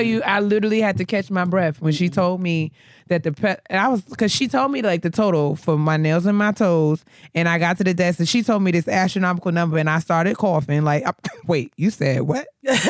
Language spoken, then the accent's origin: English; New York, United States; now in Maryland, United States; this is one of the things that blew my mind when I moved to Maryland, right? So, you know, I'm a customer from New York.